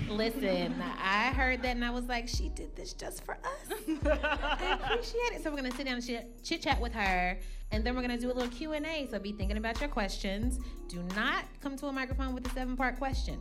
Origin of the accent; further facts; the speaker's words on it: Kentucky, United States; now in Brooklyn, United States; neither of us are originally from New York. I'm from Kentucky.